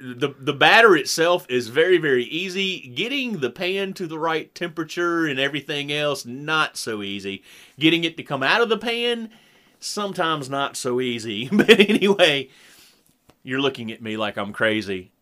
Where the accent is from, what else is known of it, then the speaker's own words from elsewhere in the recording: the South, United States; as a Southerner